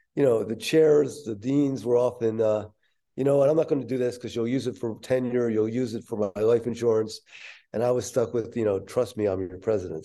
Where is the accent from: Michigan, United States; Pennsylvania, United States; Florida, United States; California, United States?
Pennsylvania, United States; Philadelphia; my hometown at that time in Philadelphia